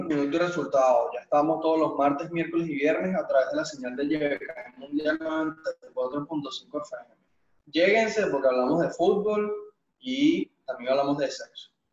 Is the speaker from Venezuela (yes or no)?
yes; Venezuela; now in Caracas, Venezuela; soy de Guarani, vivo en Caracas